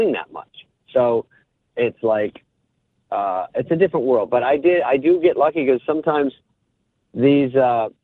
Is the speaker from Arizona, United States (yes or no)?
yes; Arizona, United States; moved away; I was from Arizona. I got my first movie, and I used to read Skateboarder magazine. I was like a kind of a skater, but a fake surfer and all that stuff we did in Arizona